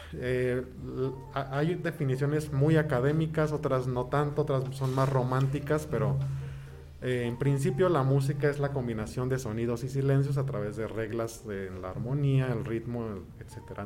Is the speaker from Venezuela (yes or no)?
no; Toluca, State of Mexico, Mexico; moved away; also born or lived in Colima; yo soy originario de la ciudad de Toluca. Allá nací, allá crecí.